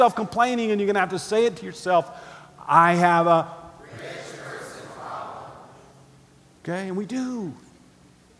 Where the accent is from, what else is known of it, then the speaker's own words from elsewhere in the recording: United States; we're Americans